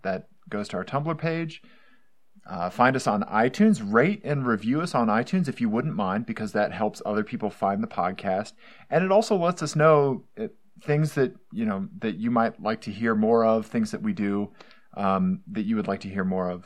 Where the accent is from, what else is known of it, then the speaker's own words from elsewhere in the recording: Missouri, United States; also born or lived in Johnson County, Kansas; I'm from Missouri